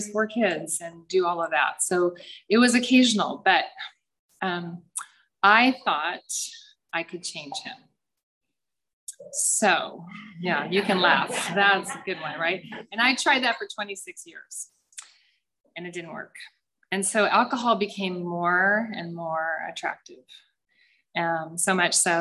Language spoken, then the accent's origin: English; San Clemente, California, United States; I grew up in San Clemente in a pretty happy family with four little girls